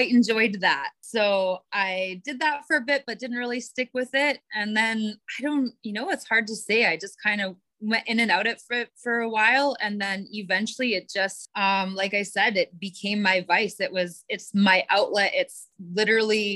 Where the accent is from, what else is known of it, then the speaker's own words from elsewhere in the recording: Prince George, British Columbia, Canada; I grew up in Prince George, which is in northern BC